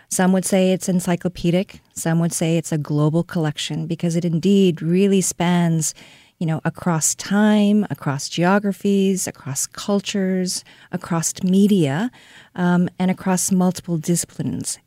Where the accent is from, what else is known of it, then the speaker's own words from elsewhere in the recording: Seoul, South Korea; moved away as an adult; also born or lived in Connecticut, United States; now in St. Louis, United States; I was born and raised in Seoul, South Korea. I came initially to the United States to study art history.